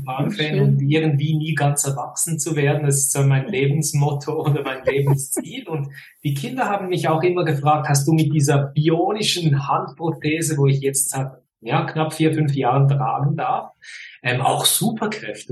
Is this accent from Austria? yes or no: no; Fribourg, Switzerland; accent: Swiss; now in near Zurich, Switzerland; aufgewachsen in Freiburg, im Kanton Freiburg.